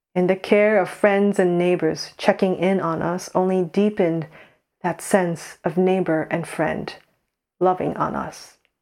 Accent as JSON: {"language": "English", "country": "United States", "moved": "as an adult", "lives_now": "Saint Andrews, United Kingdom", "said": "we're Korean American"}